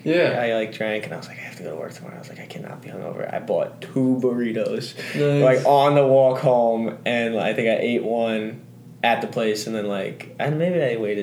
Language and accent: English; New York, United States; moved away; I am from New York, and I am an architecture major.